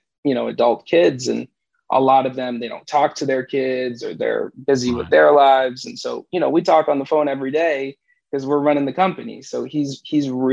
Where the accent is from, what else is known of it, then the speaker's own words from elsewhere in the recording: Rhode Island, United States; we're originally from Rhode Island